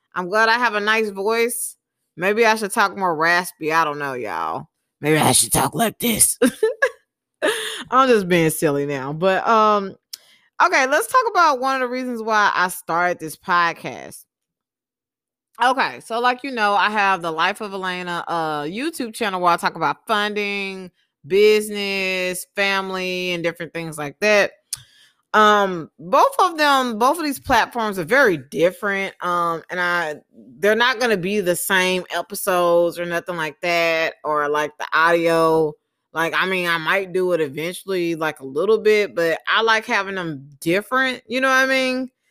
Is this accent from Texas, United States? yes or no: yes; Texas, United States; moved away; also born or lived in Mobile, Alabama / Utah; I moved to Texas when I was about four years old. Um, I lived in Texas for most of my life